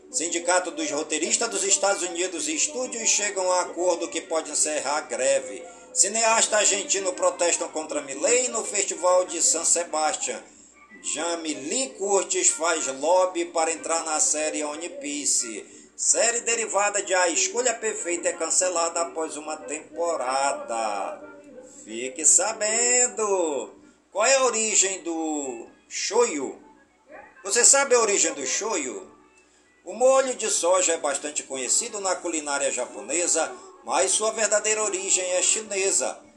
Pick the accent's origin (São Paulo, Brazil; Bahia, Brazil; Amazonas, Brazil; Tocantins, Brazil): Amazonas, Brazil; Careiro da Vazia; em todas as comunidades do Careiro da Vazia, minha cidade natal, pedindo ao Papai do Céu que suas bênçãos e graças sejam derramadas por todas as comunidades do nosso imenso e querido estado do Amazonas